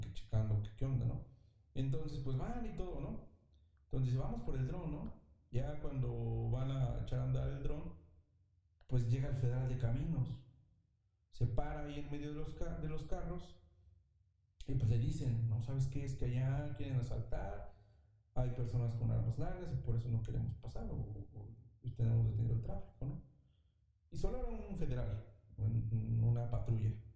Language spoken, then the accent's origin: Spanish; Mexico